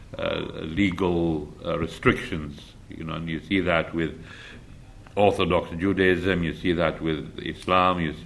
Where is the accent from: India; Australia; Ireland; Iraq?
Iraq; moved away; I grew up in Iraq